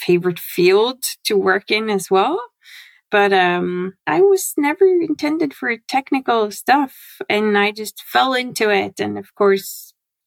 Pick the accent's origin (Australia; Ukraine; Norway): Norway; I come from Norway